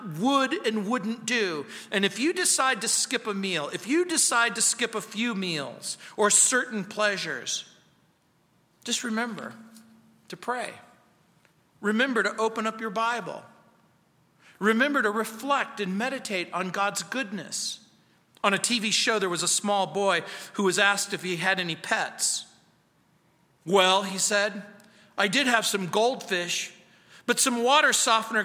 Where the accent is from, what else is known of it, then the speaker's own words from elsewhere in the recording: Mojave Desert, California, United States; now in Littleton, United States; growing up in the Mojave Desert.